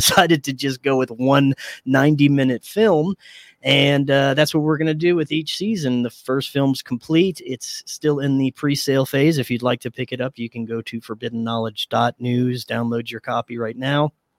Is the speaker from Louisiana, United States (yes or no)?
yes; Houma, Louisiana, United States; I grew up in a small town about an hour south of New Orleans called Houma